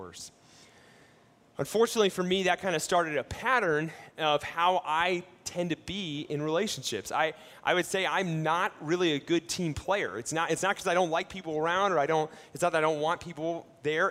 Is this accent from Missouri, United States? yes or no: no; Ohio, United States; I grew up in Ohio, and my family, we lived on a vegetable farm